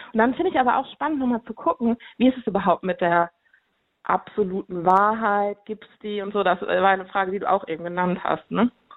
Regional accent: Cologne, North Rhine-Westphalia, Germany; Ich komme aus Köln

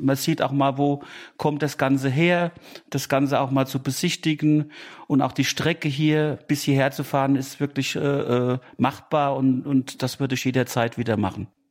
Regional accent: Schaafheim, Hesse, Germany; Ich komme aus Schafheim, das ist näher Aschaffenburg

